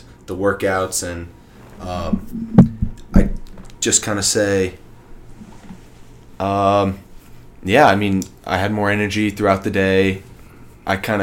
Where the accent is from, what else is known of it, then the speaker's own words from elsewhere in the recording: Texas, United States; I'm from Texas